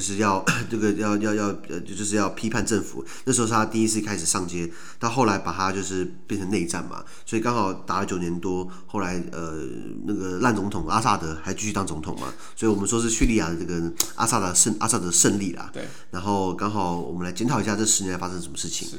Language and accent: Chinese; Taiwan; also born or lived in Sweden; 小时候在，在台湾的我们， 根本对于本省跟外省根本就是没有概念